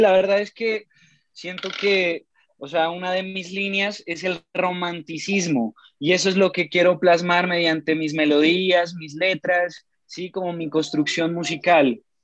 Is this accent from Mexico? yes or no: no; Pasto, Nariño, Colombia; Nací en la ciudad de Pasto, al sur de Colombia